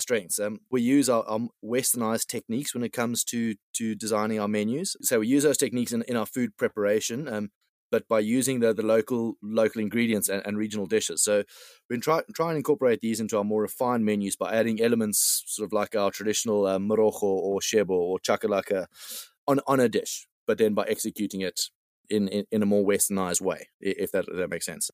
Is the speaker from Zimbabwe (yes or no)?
no; South Africa; moved away; being being South African myself